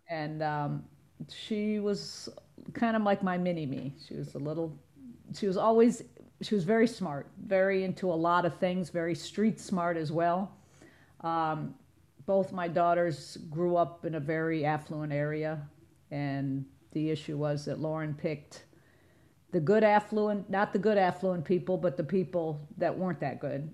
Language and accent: English; Chicago, Illinois, United States; moved away as an adult; now in South Florida, United States; I'm from Chicago originally, but I've been down here almost forty years